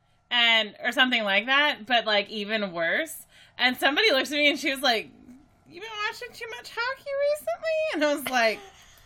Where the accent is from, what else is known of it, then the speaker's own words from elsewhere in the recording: Texas, United States; I grew up in Texas and I grew up all over the place, but I've spent the majority of my life in Texas at this point. And I don't really hear an accent if I have one.